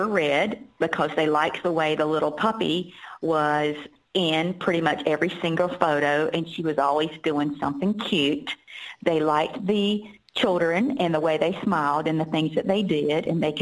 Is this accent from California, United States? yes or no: no; Durham, North Carolina, United States; my hometown in Durham, North Carolina